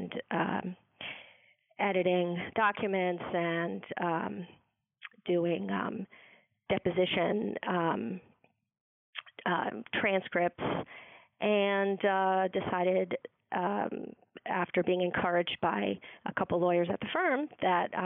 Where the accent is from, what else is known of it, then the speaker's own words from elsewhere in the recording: Watertown, Massachusetts, United States; also born or lived in Madrid, Spain / Cambridge, Massachusetts; I lived in Madrid for a couple years, and we left to move to the United States when I was about 2 years old. So we moved to the Boston area. We lived in Cambridge and Watertown, and I went to Watertown